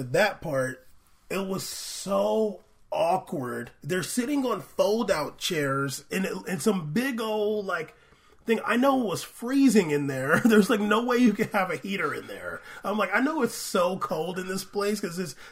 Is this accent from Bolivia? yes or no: no; United States; I'm American